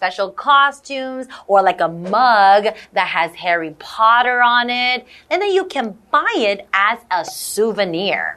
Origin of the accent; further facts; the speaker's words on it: Ontario, Canada; I grew up in Canada, in yeah. Ontario, Canada.